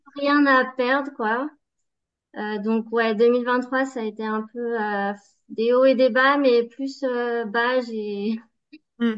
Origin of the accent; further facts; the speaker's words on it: Savoie, Auvergne-Rhône-Alpes, France; moved away as an adult; also born or lived in Baltic states; je suis originaire de la Savoie